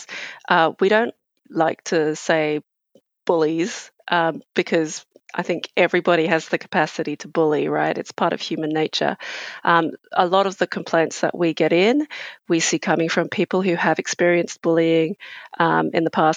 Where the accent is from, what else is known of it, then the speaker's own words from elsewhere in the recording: England, United Kingdom; now in Australia; I grew up in England, and I'm of Asian origin.